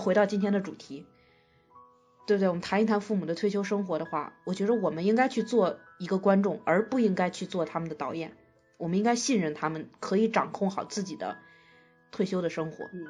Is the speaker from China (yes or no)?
yes; China; 我们中国人